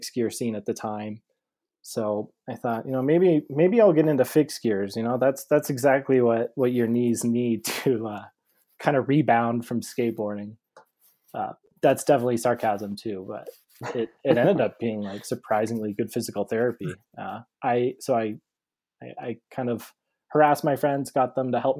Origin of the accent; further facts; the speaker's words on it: Scottsdale, Arizona, United States; I was born and raised in Scottsdale, Arizona